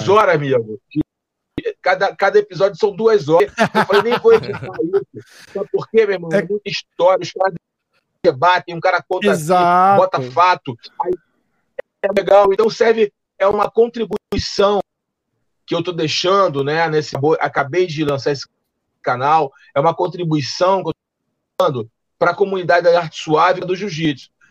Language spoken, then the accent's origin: Portuguese; Brazil; obviamente, como brasileiro é, e como fã do Charles